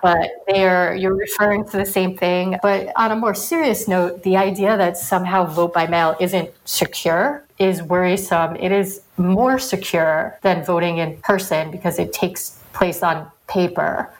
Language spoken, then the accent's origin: English; United States; I'm from New York